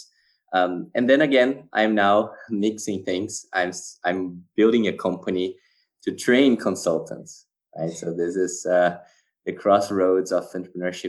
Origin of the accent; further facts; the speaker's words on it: Brazil; also born or lived in Switzerland / France / Spain / Australia; now in Germany; I'm actually Brazilian. I was born and raised in Brazil